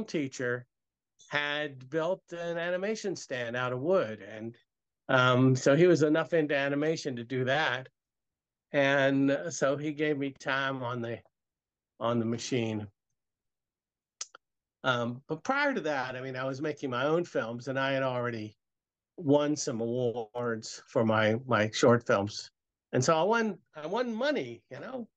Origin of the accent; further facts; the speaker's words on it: Richmond, Virginia, United States; I grew up in Richmond, Virginia